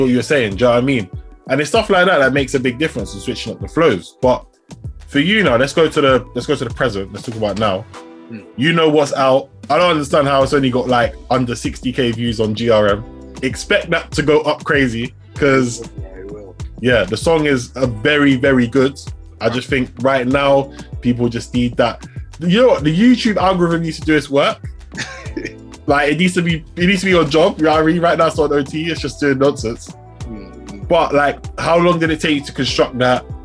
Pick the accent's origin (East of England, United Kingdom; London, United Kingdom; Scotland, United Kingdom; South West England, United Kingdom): London, United Kingdom; also born or lived in Southampton; I'm from London.